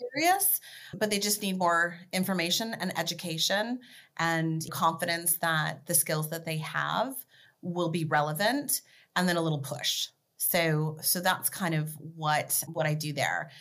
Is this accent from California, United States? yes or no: yes; Beverly Hills, California, United States; also born or lived in Washington State; I was actually born in Washington State, but I grew up in Beverly Hills, and my zip code was 90210